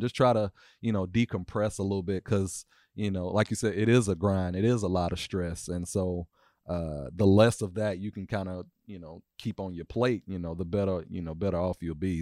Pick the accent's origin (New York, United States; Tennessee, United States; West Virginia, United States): Tennessee, United States; Nashville; I am two four, uh, born and raised in Nashville, Tennessee